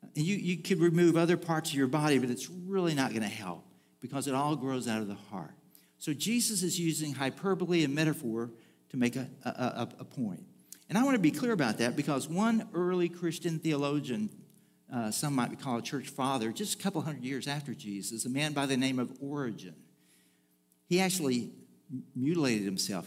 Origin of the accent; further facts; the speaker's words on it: Bridge City, Texas, United States; moved away; there really isn't a way to get into my hometown without crossing a bridge of some form or fashion or another.